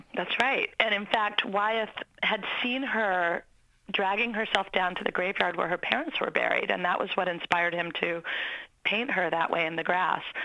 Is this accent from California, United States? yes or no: no; Maine, United States; I grew up in Maine